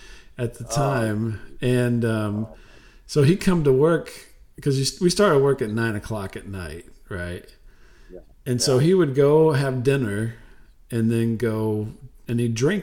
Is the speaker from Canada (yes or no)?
no; Jamaica; That's right. I'm a Jamaican guy.